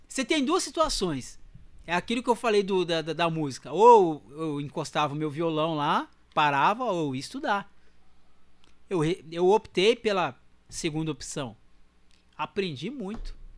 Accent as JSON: {"language": "Portuguese", "town": "Mogi das Cruzes", "region": "São Paulo", "country": "Brazil", "tie": "born or raised there", "also_born_or_lived": "Cambé, Paraná, Brazil", "said": "eu sou, sou paranaense. Sou do Paraná. Sou de Cambé, no Paraná. Eu fui pra Mogi com 9 anos, em 83. E aí não sai mais"}